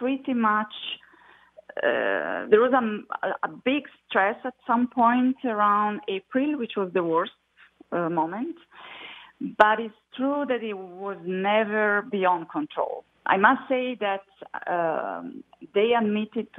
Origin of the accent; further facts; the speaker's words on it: Italy; moved away as an adult; I'm originally from Italy. I moved 20 years ago.